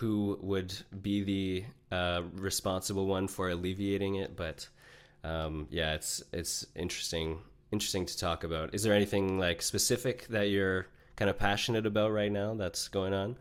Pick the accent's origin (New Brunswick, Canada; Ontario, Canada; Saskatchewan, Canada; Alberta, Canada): Ontario, Canada; Niagara Falls; I grew up about a 30-minute drive from the U.S. border in Niagara Falls, Ontario, Canada